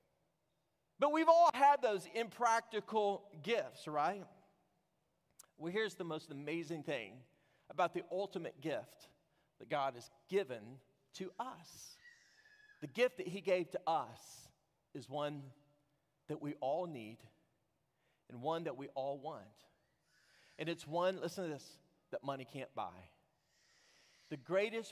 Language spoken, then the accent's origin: English; Texas, United States; I was from Texas